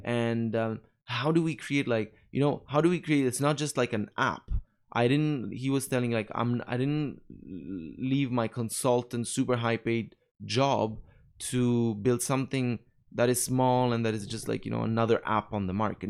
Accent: Naples, Campania, Italy; English is a second language; moved away as an adult; also born or lived in Rome, Italy / Montreal, Canada / Paris, France / Dubai, UAE; I'm from Napoli, from the south

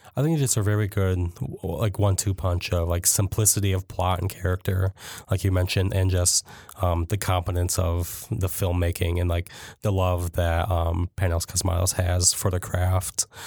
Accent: Jackson, Michigan, United States; I grew up in Jackson

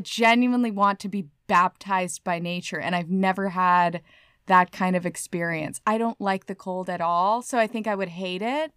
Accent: California, United States; moved away; I was born in California.

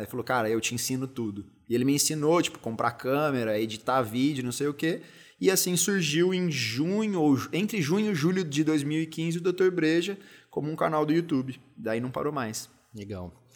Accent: São José dos Campos, São Paulo, Brazil; fui criado em São José dos Campos, então uma parte minha até me considera mais josense até do que paulistano

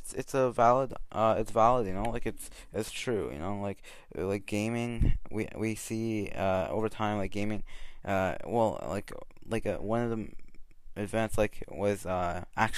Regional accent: Canada; a teen growing up in Canada

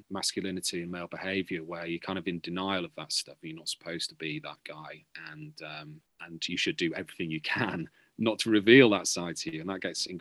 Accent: Beverley, Yorkshire and the Humber, United Kingdom; moved away; I'm from Beverley, just outside Hull, a town outside Hull

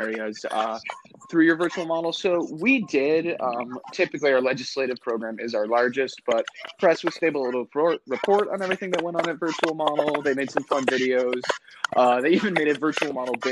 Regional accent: Pennsylvania, United States; I'm from Pennsylvania

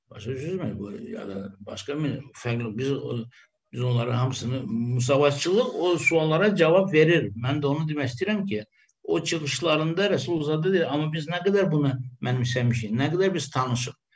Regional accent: Azerbaijan; millətçiyiz biz Azərbaycanlı türklər.

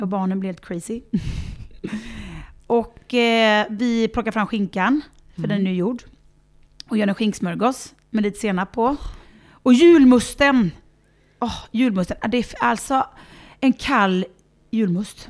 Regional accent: Varberg, Halland County, Sweden; moved away as an adult; när vi har firat hemma i Sverige, när jag var um, i, i tonåren så gick vi till kyrkan och lyssnade på Varbergs kammarkör

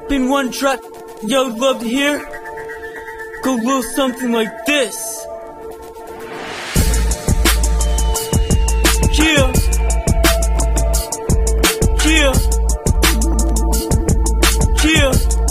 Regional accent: Great Falls, Virginia, United States; I'm from Great Falls, Virginia, outside Washington, D.C.

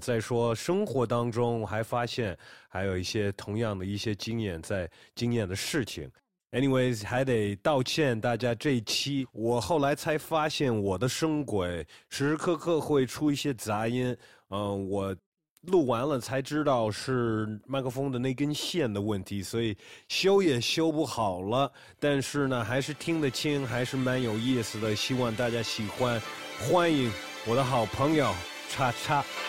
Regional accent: United States; now in Shanghai, China; 我有很多就是在美国一起长大的朋友

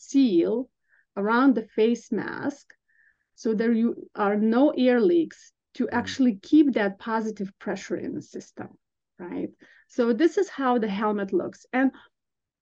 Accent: Lithuania; moved away as an adult; also born or lived in Vilnius, Lithuania / Chicago, United States; now in United States; I'm originally from Lithuania, so I got my bachelor's degree in nursing back in Vilnius, and I did work as a registered nurse in an ICU in Lithuania.

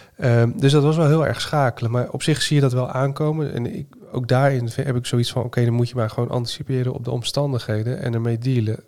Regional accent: Zeeland, Netherlands; now in Utrecht, Netherlands; Ik kom zelf uit Zeeland oorspronkelijk

